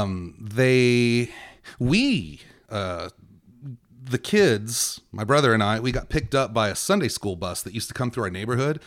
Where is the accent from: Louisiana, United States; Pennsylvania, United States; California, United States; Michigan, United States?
California, United States; Victorville; also born or lived in Encino, California; my formative years were spent in Victorville. I was born in Encino, California